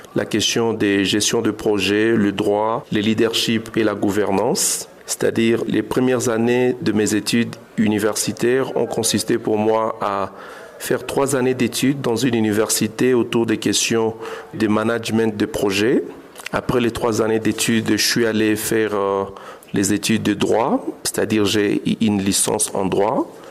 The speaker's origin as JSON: {"language": "French", "town": "Goma", "region": "North Kivu", "country": "DR Congo", "tie": "born or raised there", "said": "Je suis un jeune de Goma, j'ai grandi à Goma"}